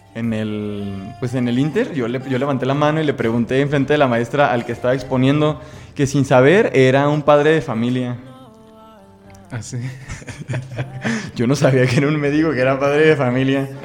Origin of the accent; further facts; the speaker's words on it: Guadalajara, Jalisco, Mexico; soy de la ciudad de Guadalajara, México.